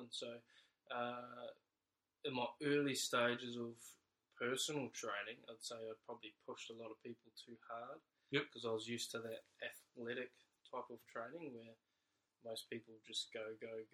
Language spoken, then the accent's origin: English; New Zealand; moved away as an adult; now in Australia; I'm obviously from New Zealand.